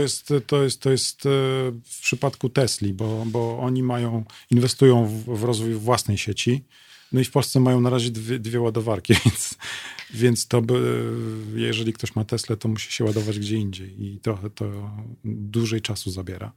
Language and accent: Polish; Lublin, Lublin Voivodeship, Poland; jestem z Lublina